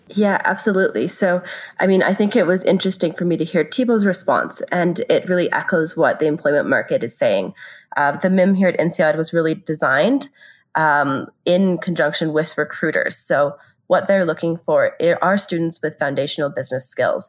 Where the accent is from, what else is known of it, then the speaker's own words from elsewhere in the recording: Canada; moved away as an adult; now in France; I'm originally from Canada, which is where I studied